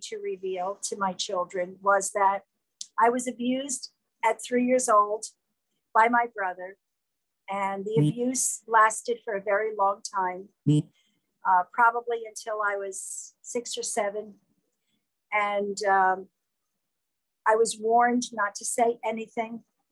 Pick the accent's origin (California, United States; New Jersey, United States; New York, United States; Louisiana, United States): New York, United States; moved away as an adult; now in South Jersey, United States; I'm originally from New York